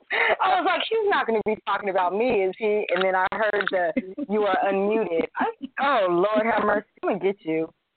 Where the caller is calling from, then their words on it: California, United States; from California.